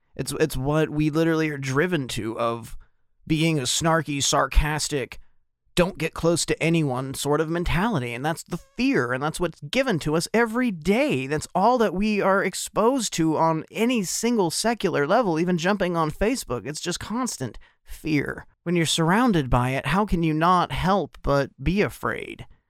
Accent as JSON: {"language": "English", "country": "United States", "said": "I am an American"}